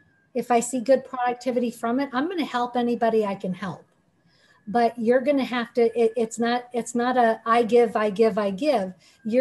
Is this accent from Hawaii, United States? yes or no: yes; Hawaii, United States; I'm from Hawaii, I'm Hawaiian Japanese